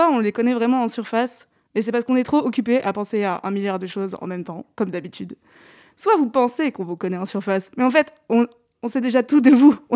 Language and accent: French; Rennes, Brittany, France; Moi, je suis pas de Paris. Euh, je viens de Rennes